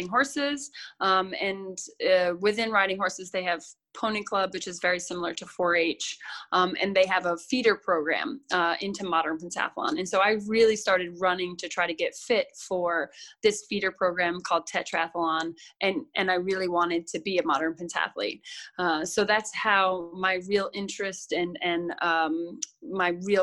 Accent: Chatham, New York, United States; Originally from out near Albany, so Chatham, New York

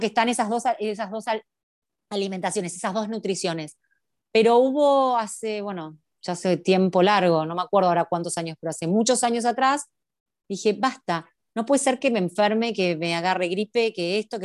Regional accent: Argentina; also born or lived in Buenos Aires; Acá en Argentina, yo soy argentina, hay una, vivo en Buenos Aires, en la capital federal, en Ciudad Autónoma de Buenos Aires

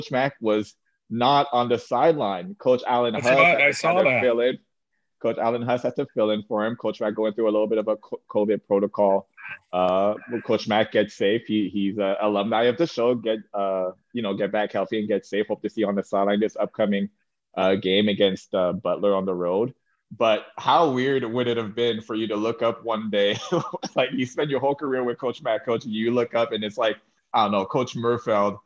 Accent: Canada; moved away; also born or lived in Nebraska; being a Canadian kid, being used to, like, the frozen tundra

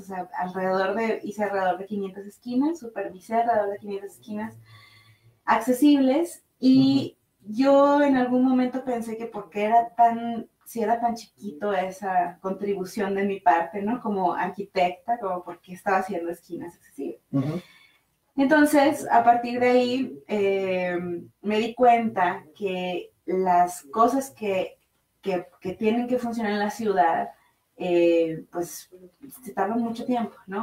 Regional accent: Monterrey, Nuevo León, Mexico; moved away as an adult; now in Mexico City, Mexico; yo soy de Monterrey

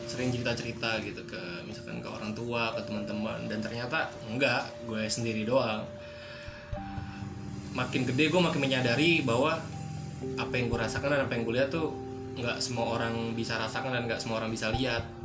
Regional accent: Palembang, South Sumatra, Indonesia; Gue bukan orang Jawa. Gue orang Sumatera, hmm. Palembang.

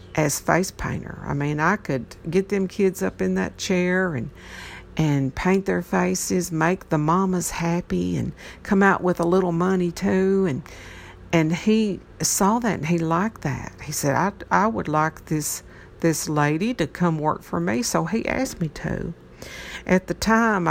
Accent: Troy, Tennessee, United States; I'm from Troy, Tennessee. This is not a big area here.

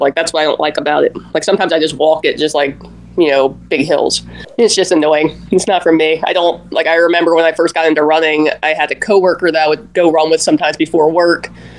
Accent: Tampa, Florida, United States; every time I tell somebody I'm from Tampa and I'm a runner, they're just like, oh my God, you must love Bayshore.

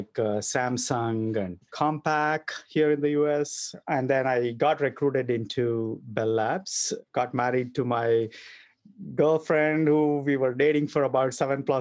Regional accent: Bangalore, Karnataka, India; moved away as an adult; now in United States; So I was born and raised in Bangalore in a middle-class family

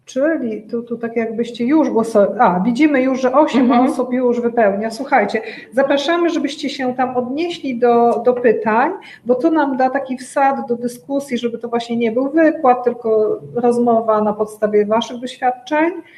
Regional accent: Łódź, Łódź Voivodeship, Poland; Ja pochodzę z Łodzi

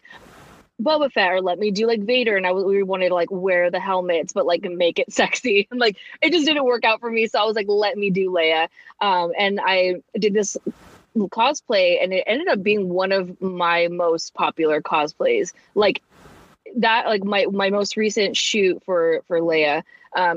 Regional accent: San Francisco, California, United States; moved away as an adult; now in Los Angeles, United States; I'm from San Francisco. I moved to LA like 2 years ago

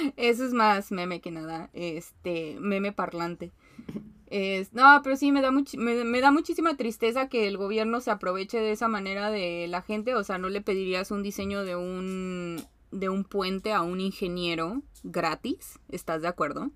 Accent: Mexico

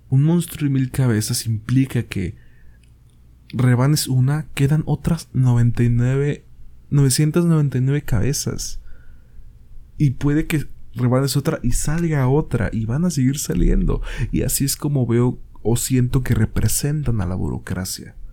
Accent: Mexico; Verga, soy mexicano, he ido al IMSS, y he tardado horas

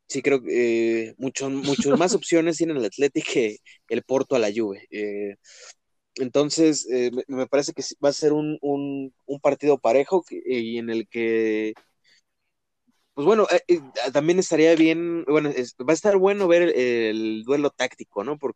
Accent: Mexico; como mexicanos

